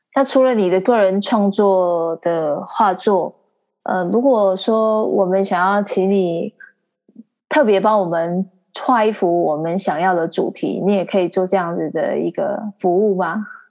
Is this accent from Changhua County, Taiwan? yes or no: yes; Xihu, Changhua County, Taiwan; 我的老家西湖，然后还有附近的浦岩啊、浦新啊这些地方